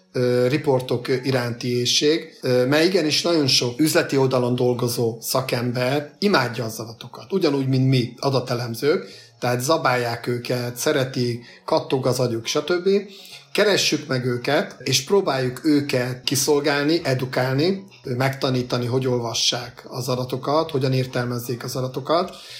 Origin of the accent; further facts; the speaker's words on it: Hungary; mi magyarok